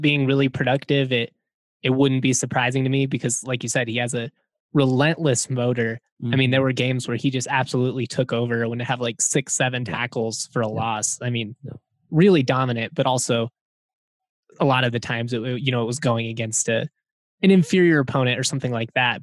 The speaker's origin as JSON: {"language": "English", "town": "Lakewood", "region": "Colorado", "country": "United States", "tie": "born or raised there", "said": "growing up in the Bear Creek community as a as a kid who had a dad that went to CSU"}